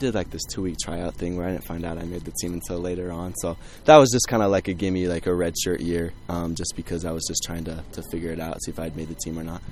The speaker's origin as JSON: {"language": "English", "town": "Idaho Falls", "region": "Idaho", "country": "United States", "moved": "yes", "said": "I'm from Idaho Falls, so I'm actually from the opposite side of Idaho"}